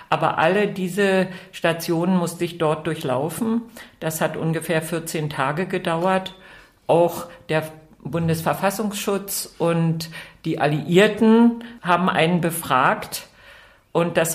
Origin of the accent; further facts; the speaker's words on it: East Germany, Germany; moved away; Ja, genau. Also es wäre mir damals schwer vorstellbar gewesen, dass mein Mann in die DDR rüberkommt.